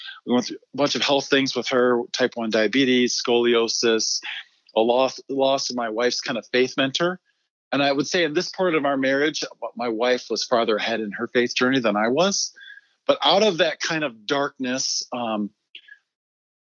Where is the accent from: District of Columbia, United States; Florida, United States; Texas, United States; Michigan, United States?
Michigan, United States; also born or lived in Uganda; now in Littleton, United States; I grew up in Michigan, and I was a PK